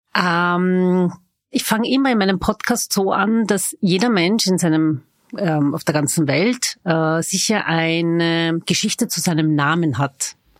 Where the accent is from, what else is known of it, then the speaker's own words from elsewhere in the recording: Vienna, Austria; Ich bin waschechte Wienerin